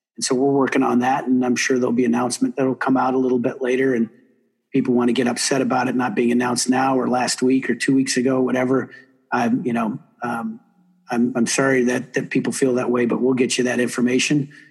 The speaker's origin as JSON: {"language": "English", "town": "South Bend", "region": "Indiana", "country": "United States", "tie": "born or raised there", "moved": "yes", "said": "I didn't grow up a hockey guy uh, in Indiana, but I grew up in South Bend"}